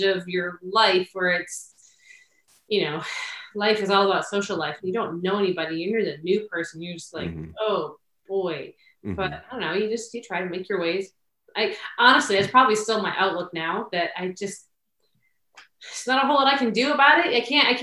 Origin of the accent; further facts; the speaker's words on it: a suburb of Minneapolis, Minnesota, United States; moved away; also born or lived in Pocono area, Pennsylvania; where I grew up in Minnesota was very much a suburb of Minneapolis